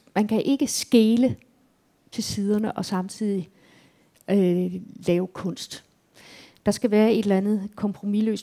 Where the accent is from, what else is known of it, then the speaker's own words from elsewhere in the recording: Tyregod, Central Denmark Region, Denmark; moved away; min barndomsby